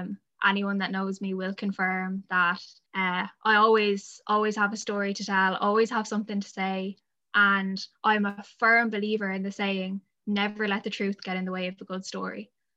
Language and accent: English; Adamstown, Leinster, Ireland; now in Wellingtonbridge, Ireland; I'm from in and around Wellington Bridge is where I live now. I grew up in Adamstown.